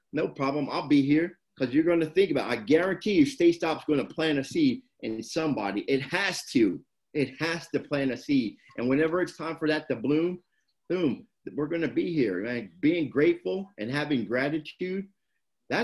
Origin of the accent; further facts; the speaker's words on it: Camden, New Jersey, United States; now in Huntington Beach, United States; I'm born and raised in Jersey.